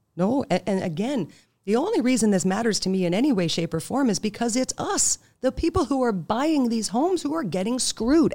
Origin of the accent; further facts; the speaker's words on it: Canada; I'm Canadian